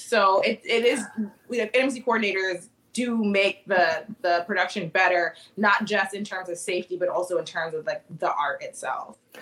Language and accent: English; Annapolis, Maryland, United States; moved away as an adult; now in Chicago, United States; so I've been in Chicago for the past 10 years, but I'm originally from Annapolis, Maryland